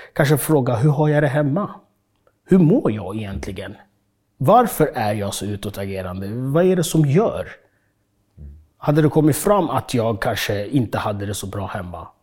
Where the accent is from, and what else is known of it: Stockholm, Stockholm County, Sweden; born or raised there; also born or lived in Uganda